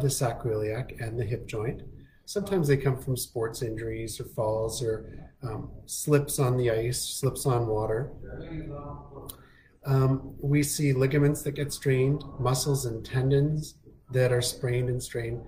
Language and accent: English; Winnipeg, Manitoba, Canada; also born or lived in Toronto, Canada; now in Kelowna, Canada; originally I'm from Winnipeg and went to school in Toronto